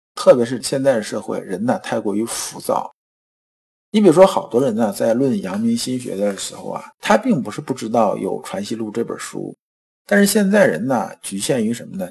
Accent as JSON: {"language": "Chinese", "country": "China", "said": "我们中国人"}